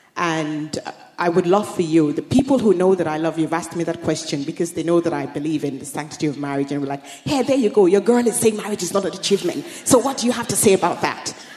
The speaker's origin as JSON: {"language": "English", "country": "Nigeria", "tie": "born or raised there", "moved": "yes", "said": "growing up in Nigeria as well, which I did before coming here"}